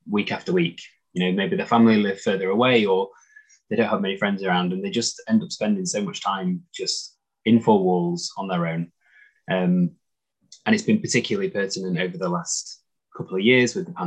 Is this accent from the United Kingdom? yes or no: yes; Doncaster, Yorkshire and the Humber, United Kingdom; moved away as an adult; also born or lived in London; I was living in London, and I'm from Doncaster, and I was living down in London